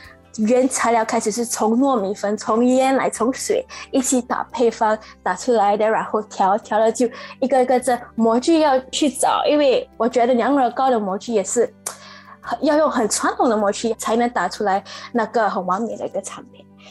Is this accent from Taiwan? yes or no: no; Singapore; moved away as an adult; now in Shanghai, China; 我是从新加坡过来的，我现在在上海创业